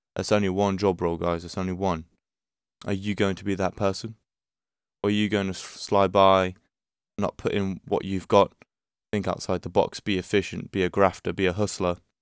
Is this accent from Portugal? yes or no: yes; Portugal; I'm from Portugal